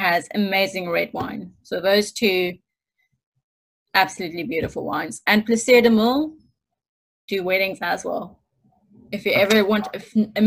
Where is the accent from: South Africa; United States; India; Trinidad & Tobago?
South Africa; Stellenbosch, Western Cape; moved away as an adult; now in United Kingdom; Stellenbosch, which is my hometown